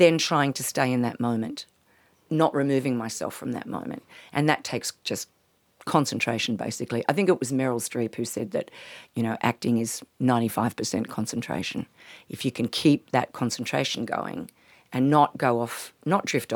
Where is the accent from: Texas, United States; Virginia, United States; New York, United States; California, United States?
California, United States; Palo Alto; now in Australia; when I was growing up in Palo Alto, it turned out that Joan Baez actually went to the same school that I went